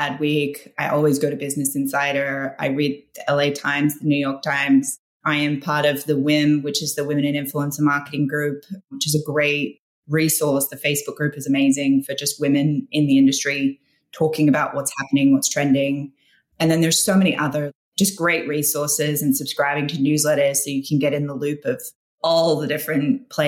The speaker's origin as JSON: {"language": "English", "country": "Australia", "moved": "yes", "lives_now": "United States", "said": "as an expat, I'm Australian, so living in the States"}